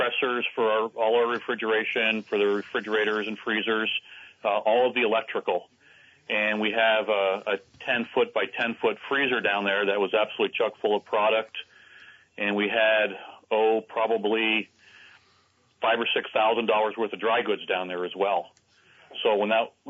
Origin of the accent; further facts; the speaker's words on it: Vermont, United States; I've been here since I was 12. I'm 56 now